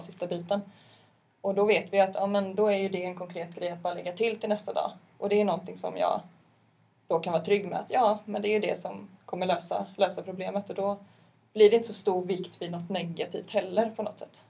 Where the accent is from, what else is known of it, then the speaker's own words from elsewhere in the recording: Partille, Västra Götaland, Sweden; där jag är ifrån.